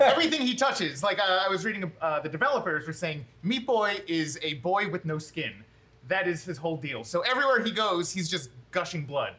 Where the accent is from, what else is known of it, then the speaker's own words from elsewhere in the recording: Philadelphia, Pennsylvania, United States; We're from Philadelphia